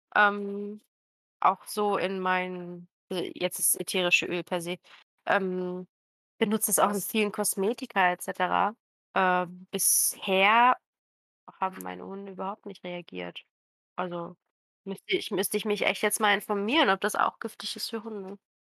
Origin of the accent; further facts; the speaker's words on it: Croatia; moved away; meiner Heimat